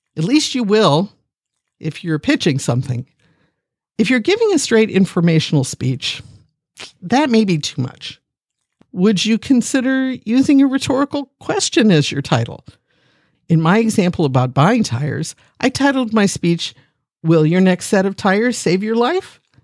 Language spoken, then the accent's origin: English; Akron, Ohio, United States; I'm a geek from Akron, Ohio, the city once known as the rubber capital of the world